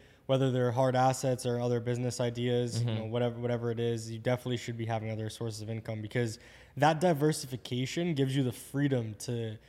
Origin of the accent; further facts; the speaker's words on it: New Jersey, United States; I'm from New Jersey